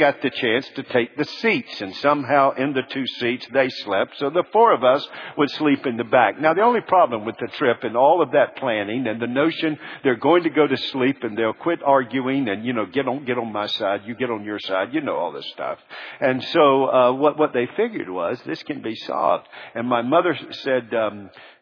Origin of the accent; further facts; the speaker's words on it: Charlotte, North Carolina, United States; When I was born in Charlotte, North Carolina, and I was born and I didn't have any siblings